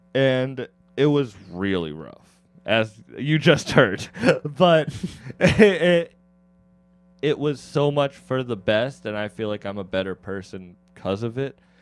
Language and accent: English; Massachusetts, United States; I'm from Mass